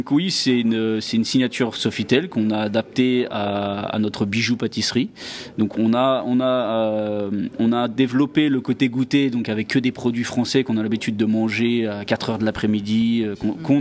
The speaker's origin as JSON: {"language": "French", "region": "Île-de-France", "country": "France", "lives_now": "Dubai, United Arab Emirates", "said": "Alors je suis de région parisienne, un petit village dans le 78, hein, dans les Yvelines, voilà."}